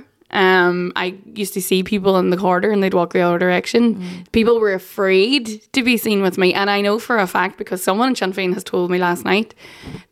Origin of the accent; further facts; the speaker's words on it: Northern Ireland, United Kingdom; I come from the poorest part of the UK